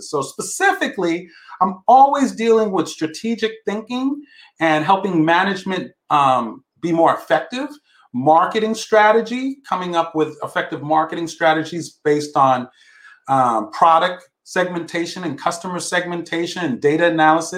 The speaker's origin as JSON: {"language": "English", "region": "New York", "country": "United States", "tie": "born or raised there", "moved": "yes", "lives_now": "Bay Area, United States", "said": "I was born in New York, went to school for computer programming"}